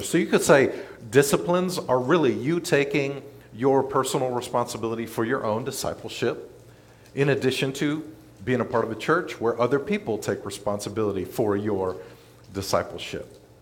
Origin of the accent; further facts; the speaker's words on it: Memphis, Tennessee, United States; moved away as an adult; also born or lived in North Mississippi; now in Olive Branch, United States; I was born and raised in Memphis, East Memphis, Germantown